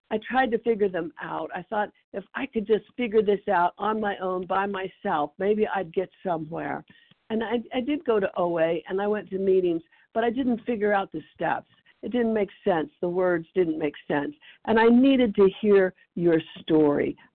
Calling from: Tennessee, United States; Tennessee. I'm in East Tennessee.

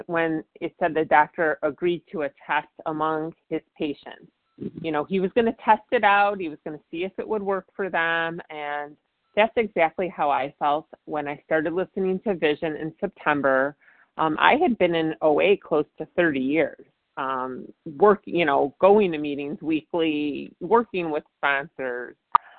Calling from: Virginia, United States; I'm calling from Virginia.

